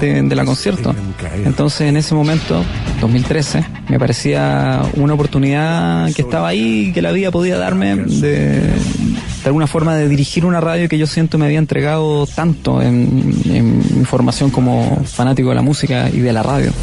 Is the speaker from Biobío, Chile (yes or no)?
no; Molina, Maule, Chile; moved away as an adult; now in Santiago, Chile; yo nací en Molina, en la séptima región